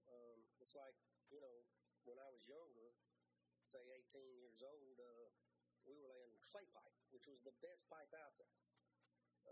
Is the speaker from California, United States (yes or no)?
no; Louisiana, United States; We come from Louisiana. We're based in Louisiana